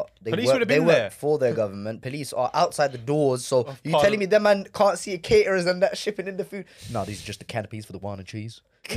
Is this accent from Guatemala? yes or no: no; United Kingdom; As British citizens